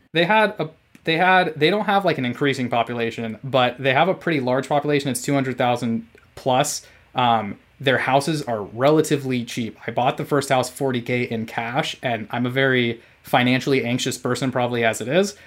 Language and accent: English; California, United States; moved away as an adult; my home state of California